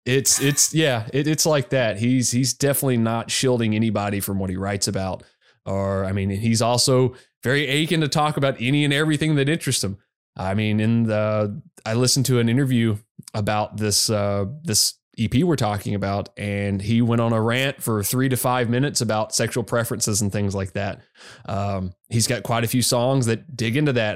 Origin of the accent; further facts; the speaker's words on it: Arkansas, United States; I grew up in Arkansas